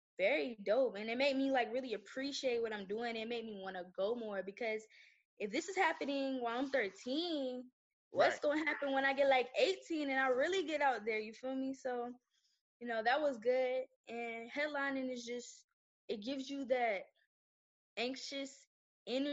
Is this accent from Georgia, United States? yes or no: yes; Atlanta, Georgia, United States; also born or lived in Moulton, Alabama; I'm from Atlanta, but, like, all my family stuff is from the small town called Moulton, Alabama